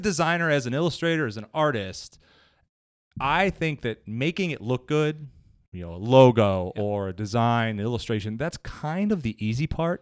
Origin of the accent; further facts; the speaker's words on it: Cleveland, Ohio, United States; moved away as an adult; now in Somerville, United States; I'm originally from Cleveland.